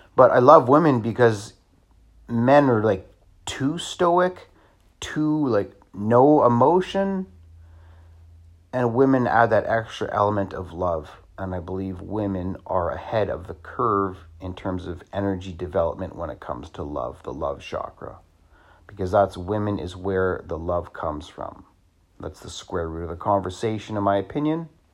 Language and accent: English; Scotland, United Kingdom; I'm Scottish